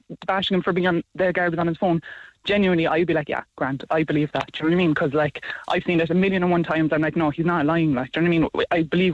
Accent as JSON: {"language": "English", "town": "Cork", "region": "Munster", "country": "Ireland", "moved": "yes", "lives_now": "Tipperary, Ireland", "said": "I'm from Cork originally and moved up to Tipperary"}